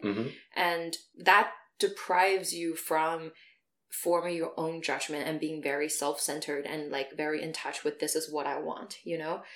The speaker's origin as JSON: {"language": "English", "country": "China", "tie": "born or raised there", "moved": "as an adult", "said": "I grew up in China until I was 18"}